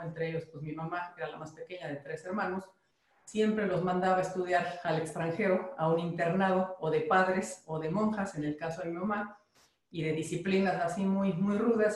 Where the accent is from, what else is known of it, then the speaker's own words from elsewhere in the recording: Mexico; como mexicanos